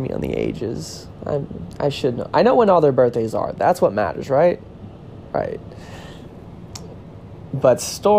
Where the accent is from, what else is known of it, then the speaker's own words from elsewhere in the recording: Florissant, Missouri, United States; also born or lived in Hazelwood, Missouri; I am from St. Louis, Missouri, born and raised, and by St. Louis, I actually mean Florissant, Missouri.